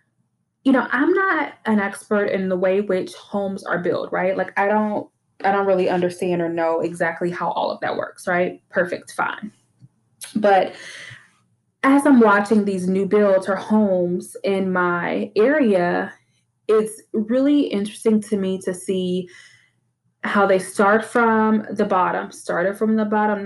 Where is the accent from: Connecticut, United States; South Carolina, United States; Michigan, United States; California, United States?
Michigan, United States; Detroit; now in Texas, United States; I grew up in Detroit, and like almost every house I grew up in had like a basement